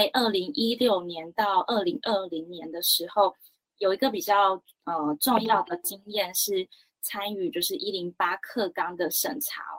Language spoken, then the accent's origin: Chinese; Lukang, Changhua County, Taiwan; 那我是来自彰化鹿港。然后是个台越混血儿，